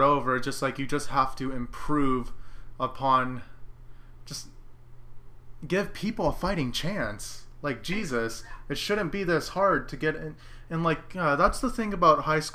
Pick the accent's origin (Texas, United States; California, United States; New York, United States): Texas, United States; Central; I'm from the Central Texas area